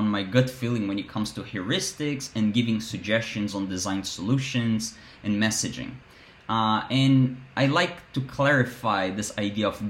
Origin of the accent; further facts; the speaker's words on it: Brazil; moved away; my Brazilian body